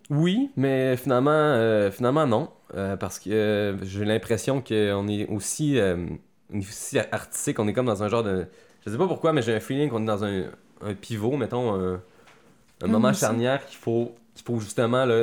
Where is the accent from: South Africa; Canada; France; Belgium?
Canada; Quebec City, Quebec; j'ai grandi dans Saint-Jean-Baptiste